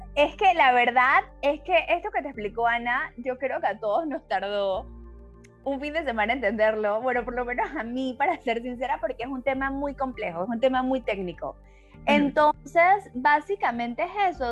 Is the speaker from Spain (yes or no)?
no; Panama; now in Mexico; yo soy panameña, pero vivo en México